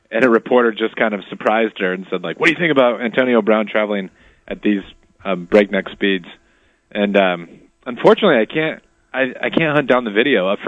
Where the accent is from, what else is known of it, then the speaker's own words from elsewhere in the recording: Saskatchewan, Canada; As a Protestant growing up in Saskatchewan.